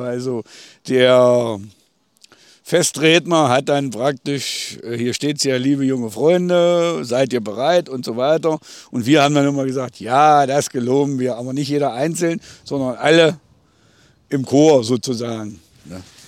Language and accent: German; Lindewerra, Thuringia, Germany; Ich bin in Lindewerra aufgewachsen